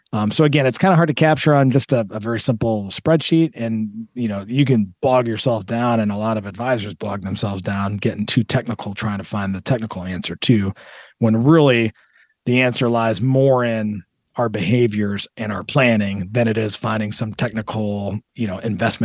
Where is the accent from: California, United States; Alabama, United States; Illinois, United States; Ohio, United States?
Ohio, United States; Toledo; You know, I grew up in Toledo, like we talked about.